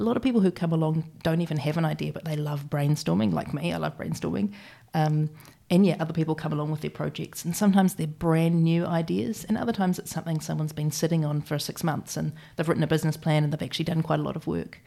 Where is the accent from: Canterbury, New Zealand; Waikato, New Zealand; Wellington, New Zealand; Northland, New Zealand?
Canterbury, New Zealand; Christchurch; moved away as an adult; also born or lived in London; I was born here in Christchurch.